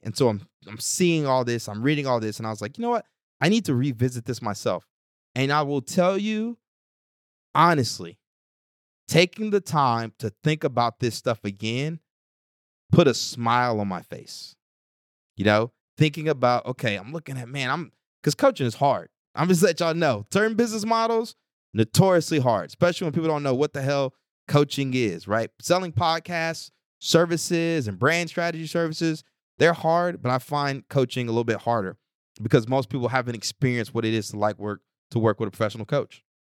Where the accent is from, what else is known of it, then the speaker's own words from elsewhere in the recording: Texas, United States; moved away as an adult; I'm from Texas